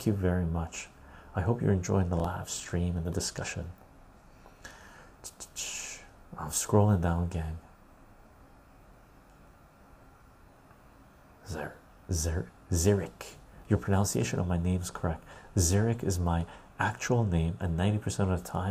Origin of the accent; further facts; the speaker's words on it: Canada; I'm Canadian. I wanted to see my country